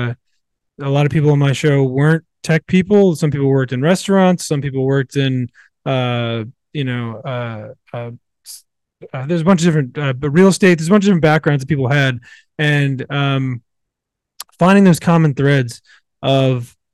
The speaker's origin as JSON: {"language": "English", "region": "Virginia", "country": "United States", "tie": "born or raised there", "said": "I grew up in Virginia, in the South, in the middle of nowhere"}